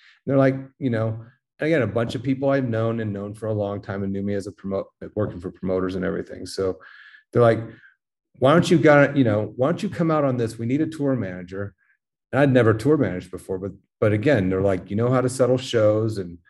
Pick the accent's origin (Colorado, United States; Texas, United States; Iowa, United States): Colorado, United States; Denver; I grew up in Denver doing, you know, working for a metal promoter